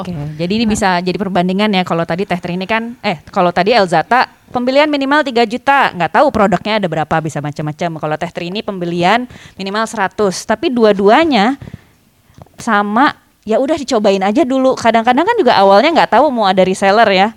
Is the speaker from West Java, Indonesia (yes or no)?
yes; Bandung, West Java, Indonesia; aku asli Bandung